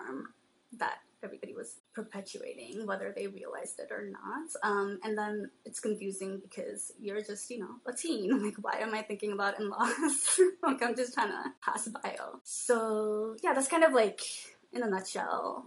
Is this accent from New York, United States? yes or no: yes; New York City, New York, United States; also born or lived in Bangladesh / Queens / the Bronx; we all grew up in New York City. I was born in Bangladesh, and my family came to the States when I was 2